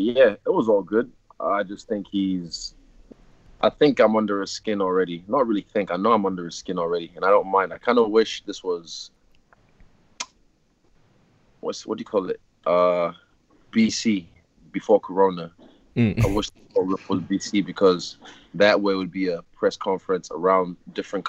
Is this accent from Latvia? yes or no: no; Lagos, Nigeria; I'm from Lagos City, Nigeria